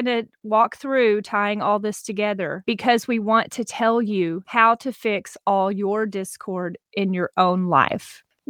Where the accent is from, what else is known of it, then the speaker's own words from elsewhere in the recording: Texas, United States; I grew up in Texas